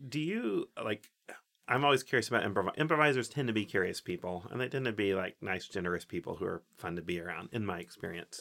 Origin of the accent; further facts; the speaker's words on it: Oak Ridge, Tennessee, United States; I grew up in Oak Ridge, Tennessee, which is, so it's Tennessee, East Tennessee